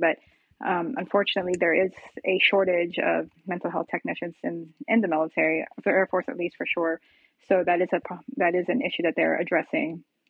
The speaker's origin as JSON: {"language": "English", "country": "Philippines", "lives_now": "United States", "said": "my cultural background as a Filipino woman, you know, that's always going to be my, you know, my who"}